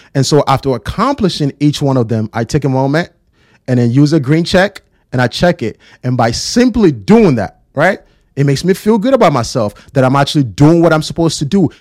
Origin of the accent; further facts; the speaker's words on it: Ghana; born and raised in Ghana